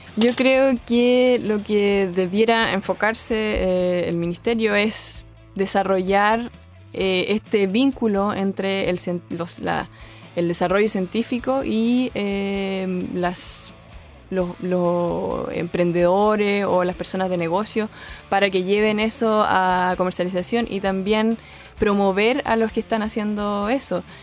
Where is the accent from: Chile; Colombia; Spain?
Chile; Concepción, Biobío; nací y estudié en Concepción